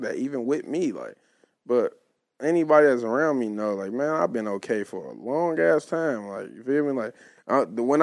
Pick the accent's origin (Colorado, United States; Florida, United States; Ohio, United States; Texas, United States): Ohio, United States; Cincinnati; I'm from Westwood. I'm from Harrison Avenue